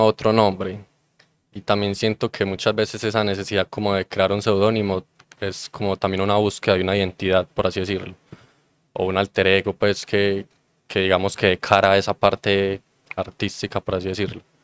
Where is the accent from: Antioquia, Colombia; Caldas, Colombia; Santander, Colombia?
Antioquia, Colombia; Copacabana; yo soy de Copacabana